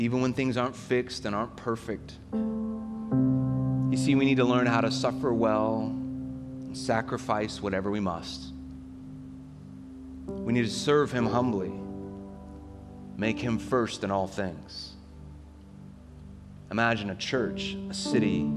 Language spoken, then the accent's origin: English; United States; I love being an American